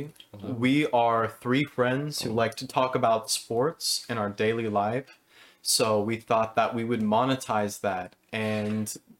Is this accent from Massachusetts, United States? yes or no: no; Los Angeles, California, United States; I'm an LA boy.